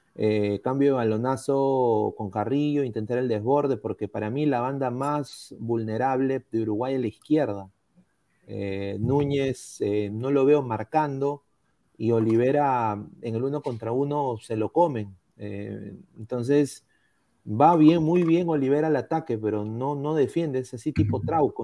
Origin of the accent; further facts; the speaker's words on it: Peru; Todos somos peruanos